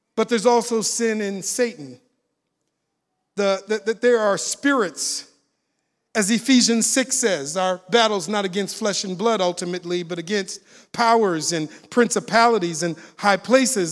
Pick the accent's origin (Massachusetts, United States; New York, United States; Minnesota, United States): Minnesota, United States; Minneapolis; moved away; I'm originally from Minneapolis, Minnesota. When I saw the video of George Floyd dying in Minneapolis, he died on the block I grew up on